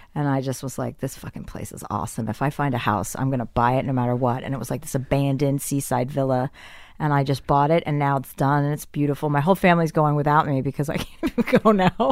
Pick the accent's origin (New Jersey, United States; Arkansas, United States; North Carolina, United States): New Jersey, United States; moved away; I'm from New Jersey